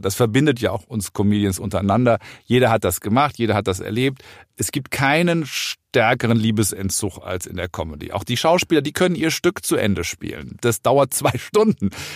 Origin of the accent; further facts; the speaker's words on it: Rhineland, Germany; ich komme ja aus dem Rheinland